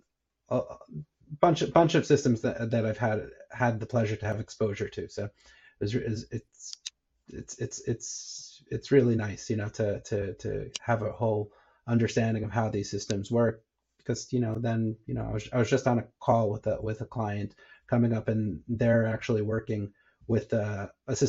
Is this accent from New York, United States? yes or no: yes; New York, United States; moved away as an adult; now in Israel; born and bred in New York, and then I moved over to Israel, when, as an adult